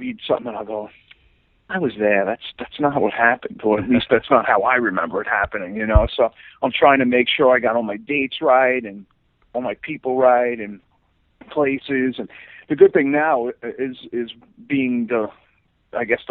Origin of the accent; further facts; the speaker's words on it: Long Island, New York, United States; also born or lived in Queens / East Boston; the better part of my childhood and my years in my teens was on Long Island